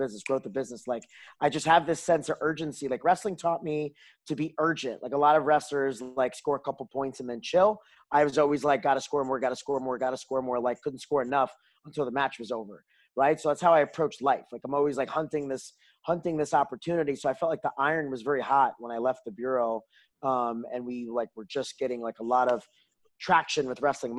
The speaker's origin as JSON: {"language": "English", "region": "New York", "country": "United States", "tie": "born or raised there", "also_born_or_lived": "Washington DC area, United States", "moved": "as an adult", "lives_now": "Houston, United States", "said": "I grew up in New York. I didn't say that before, but I grew up, I was 18 years in New York"}